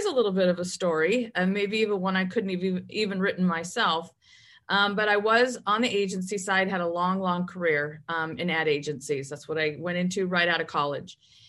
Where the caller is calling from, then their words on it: Fountain Valley, California, United States; I'm calling in from Southern California, Fountain Valley, California, which I am in our corporate headquarters today.